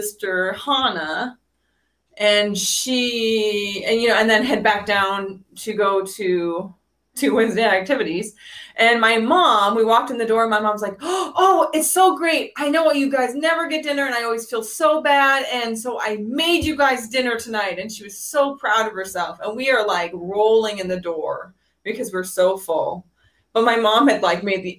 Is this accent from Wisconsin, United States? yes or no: yes; La Crosse, Wisconsin, United States; also born or lived in Provo, Utah / Rexburg, Idaho / Westby, Wisconsin; I was born in La Crosse, Wisconsin, and I lived there up until I did a summer semester at BYU Provo